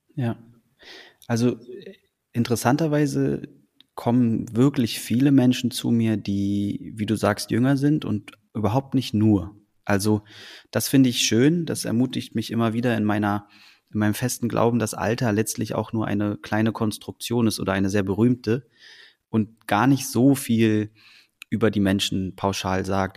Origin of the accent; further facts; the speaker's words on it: Berlin, Germany; also born or lived in Copenhagen, Denmark; in Deutschland, in Berlin groß geworden zu sein